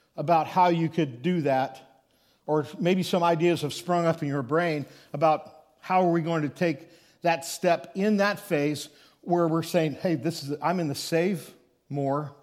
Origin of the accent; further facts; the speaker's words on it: Thedford, Nebraska, United States; little village called Thedford, Nebraska is where, uh, my, I would say my hometown is